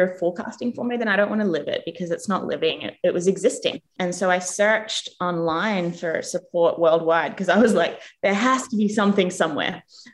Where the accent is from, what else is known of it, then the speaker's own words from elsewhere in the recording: Australia; moved away as an adult; also born or lived in England / United States; now in New Zealand; I was born in England. My parents are from New Zealand. I grew up in Australia. And then I moved to New Zealand when I was 24.